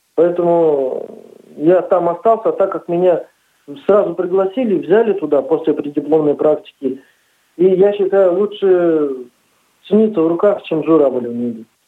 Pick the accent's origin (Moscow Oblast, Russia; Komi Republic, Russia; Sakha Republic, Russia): Sakha Republic, Russia; Neryungri; moved away as an adult; also born or lived in Kinel-Cherkassy, Samara Oblast; now in Tolyatti, Russia; я приехал с республики Саха, Якутия, город Нелюнгри